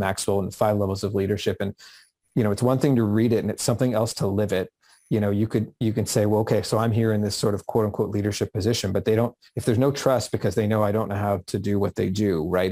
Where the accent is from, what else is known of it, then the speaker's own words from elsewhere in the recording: Vancouver, British Columbia, Canada; I grew up just outside of Vancouver where I am today in the Vancouver area.